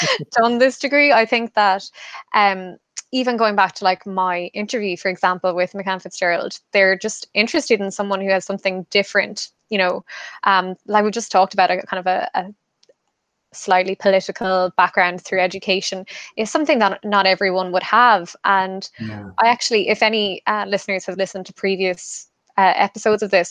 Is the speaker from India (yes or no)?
no; Kerry, Munster, Ireland; moved away as an adult; now in Dublin, Ireland; I'm from Kerry myself